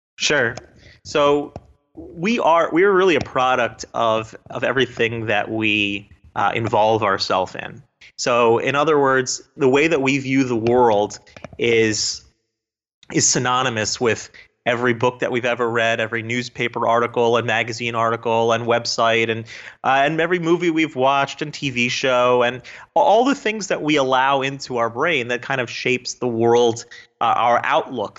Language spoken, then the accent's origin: English; South Florida, United States; also born or lived in New Jersey; I grew up in South Florida